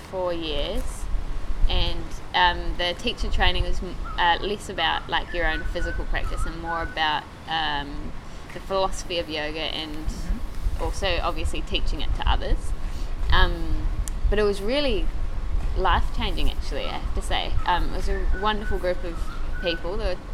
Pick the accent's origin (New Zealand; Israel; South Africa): New Zealand; Oh, yeah, I'm from New Zealand, yes. I've been told, actually, when I talk to people from home, that I sound Australian.